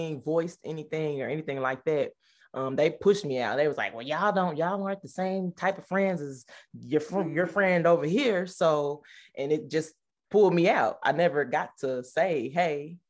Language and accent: English; Nashville, Tennessee, United States; I'm from Tennessee, Nashville